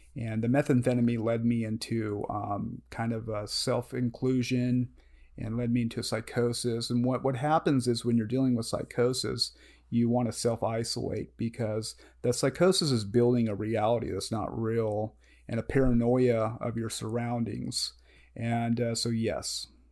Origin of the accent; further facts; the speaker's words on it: Modesto, California, United States; also born or lived in Riverbank, California / Ceres, California / Cottonwood, Arizona; born and raised in Modesto, California